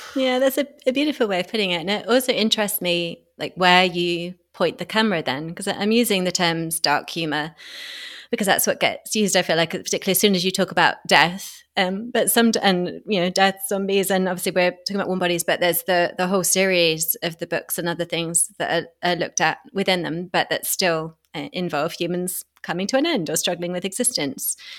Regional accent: United Kingdom; I'm a Brit

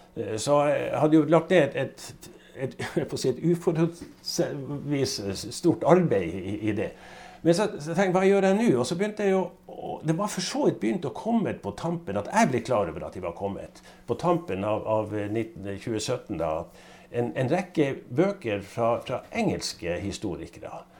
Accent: Northern Norway, Norway; Jeg er jo nordlending

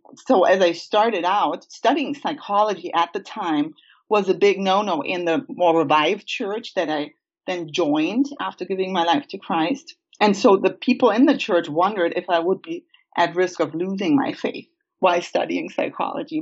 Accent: Germany; moved away; I grew up in Germany uh, on a family farm

